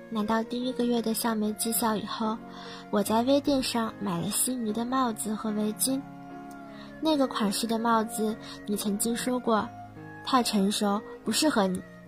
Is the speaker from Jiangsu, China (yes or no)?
yes; Yancheng, Jiangsu, China; moved away as an adult; now in Nanjing, China; 来自江苏盐城